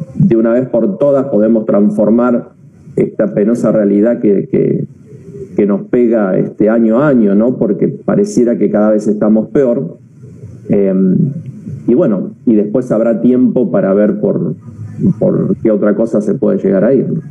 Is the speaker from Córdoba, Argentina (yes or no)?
no; Buenos Aires Province, Argentina; also born or lived in La Plata; los bonaerenses eh, podamos tener una identidad que nos enorgullezca